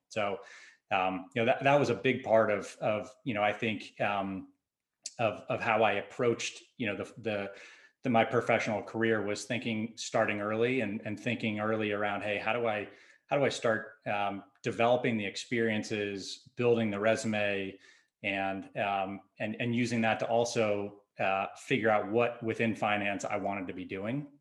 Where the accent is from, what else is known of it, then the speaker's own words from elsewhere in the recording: Southern California, United States; I grew up in Southern California.